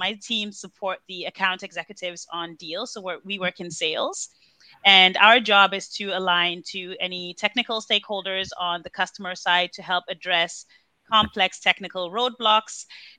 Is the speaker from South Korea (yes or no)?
no; Copenhagen, Capital Region of Denmark, Denmark; moved away as an adult; also born or lived in Nigeria; now in Germany; I am Nigerian by birth and Danish by nationality. I was raised in Copenhagen, but I have been living in Germany for the last couple of years.